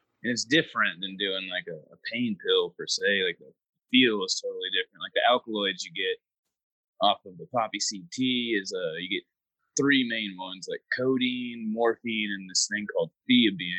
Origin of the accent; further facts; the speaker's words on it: Fort Walton Beach, Florida, United States; moved away; I was born in Fort Walton Beach, Florida